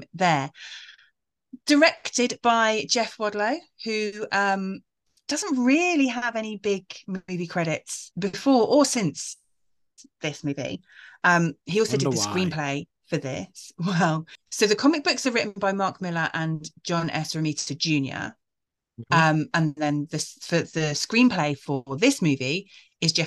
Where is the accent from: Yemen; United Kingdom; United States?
United Kingdom; I'm British.